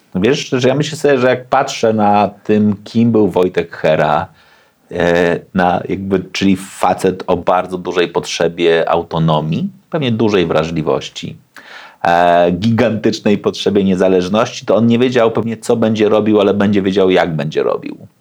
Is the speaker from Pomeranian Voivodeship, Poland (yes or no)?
yes; Gdańsk, Pomeranian Voivodeship, Poland; się wychowałem na Gdańskiej Zaspie, w blokowisku